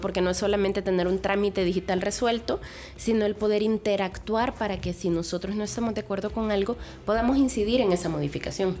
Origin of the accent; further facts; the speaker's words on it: El Salvador; moved away; also born or lived in Querétaro; como salvadoreña